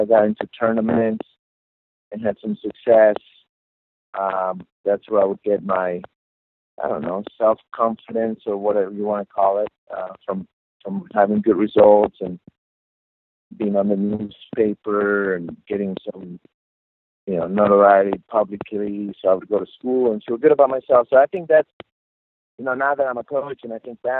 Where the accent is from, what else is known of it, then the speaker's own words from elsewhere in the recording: Guadalajara, Jalisco, Mexico; moved away; I was 5 years old, so very young, and growing up in Guadalajara, Mexico